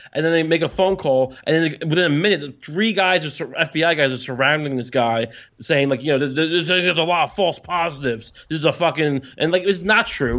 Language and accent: English; Long Island, New York, United States; I'm from Long Island